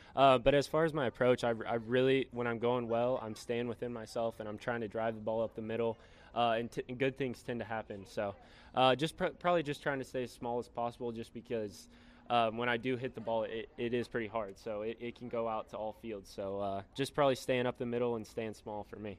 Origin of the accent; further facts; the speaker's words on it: Texas, United States; I'm from Texas.